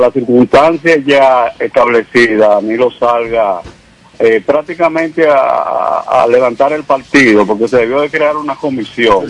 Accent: Dominican Republic; somos dominicanos.

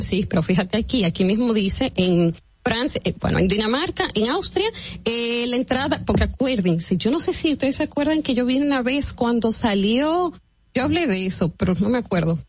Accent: Dominican Republic; nosotros, que somos los ciudadanos dominicanos y los que pagamos impuestos

